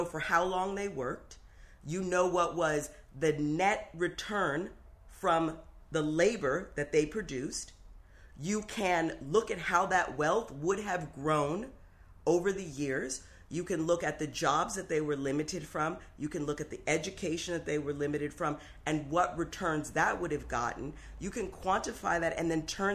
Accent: Berkeley, California, United States; I grew up in Berkeley in one of the richest neighborhoods.

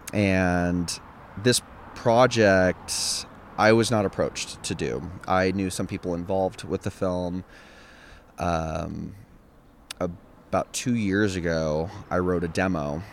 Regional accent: Templeton, California, United States; I'm from the Central Coast. I'm from Templeton

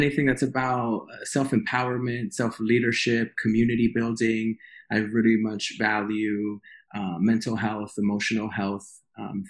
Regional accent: New York City, New York, United States; moved away as an adult; also born or lived in West Coast; born and raised in Queens

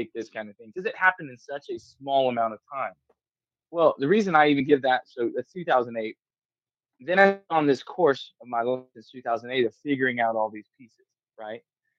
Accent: Georgia, United States; now in Missouri, United States; I moved to Missouri from South Georgia, North Florida area.

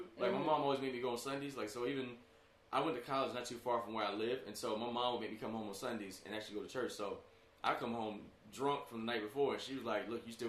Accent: Columbia, South Carolina, United States; moved away; I'm from Columbia, South Carolina. I was born in Columbia, South Carolina. 48 Bluff Road.

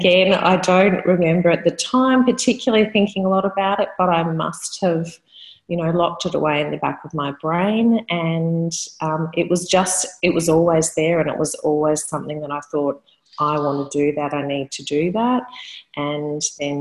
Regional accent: Melbourne, Victoria, Australia; I was born in Melbourne in Australia, where I still live.

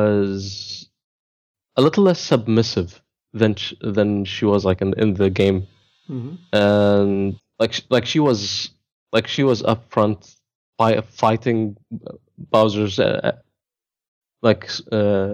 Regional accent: Dubai, United Arab Emirates; I am from Dubai, born and raised

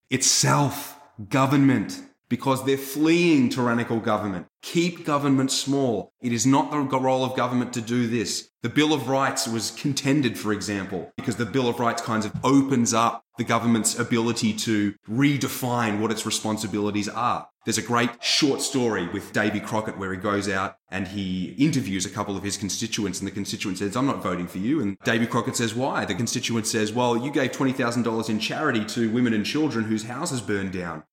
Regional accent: Australia; now in United States; I'm just Australian

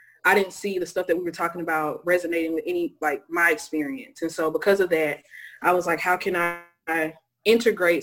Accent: Lithonia, Georgia, United States; I am from Lithonia, Georgia. I'm a true East Side baby, grew up on the East Side, Zone 6

